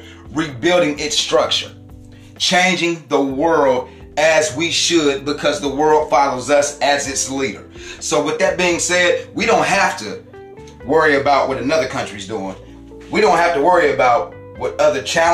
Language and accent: English; Columbus, Ohio, United States; I was born in Columbus, Ohio